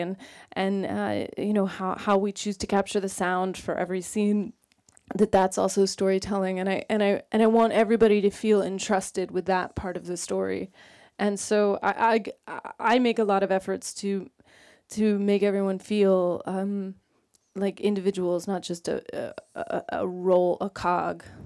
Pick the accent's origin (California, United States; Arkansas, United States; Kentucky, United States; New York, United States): California, United States; Sacramento; I'm from Sacramento, California